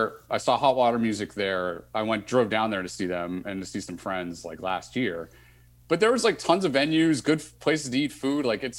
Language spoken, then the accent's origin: English; Boston, Massachusetts, United States; moved away as an adult; also born or lived in Monmouth University, New Jersey; I went from Boston right into that area.